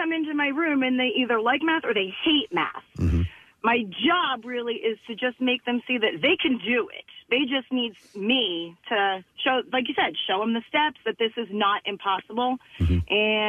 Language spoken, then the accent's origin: English; Norristown, Pennsylvania, United States; I'm originally from Norristown. I taught at Coatesville High School for 10 years before I came to Norristown.